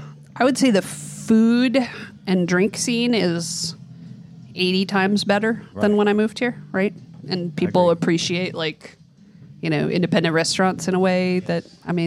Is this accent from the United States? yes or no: yes; outside Denver, Colorado, United States; moved away as an adult; also born or lived in Hawaii / Durango, Colorado; now in Columbia, United States; so I'm from Colorado mostly, like I was born in Hawaii, grew up in outside Denver, went to college down in Durango, Colorado